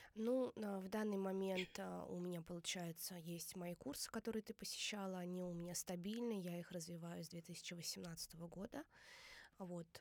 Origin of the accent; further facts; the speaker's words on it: Saransk, Mordovia, Russia; now in Moscow, Russia; я из Республики Мордовия